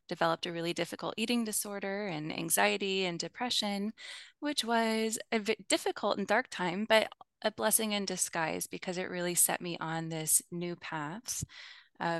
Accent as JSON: {"language": "English", "region": "Midwest", "country": "United States", "tie": "born or raised there", "said": "I grew up in the Midwest in the U.S., which is where I live now as well"}